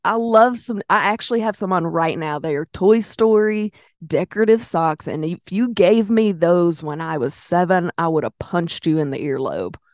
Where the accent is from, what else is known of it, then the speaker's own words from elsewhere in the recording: Pine Bluff, Arkansas, United States; I'm from Pine Bluff